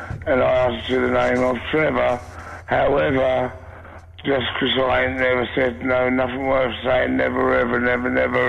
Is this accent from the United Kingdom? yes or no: yes; East of England, United Kingdom; Can I say a quick joke? I'm from Essex, in case you couldn't tell.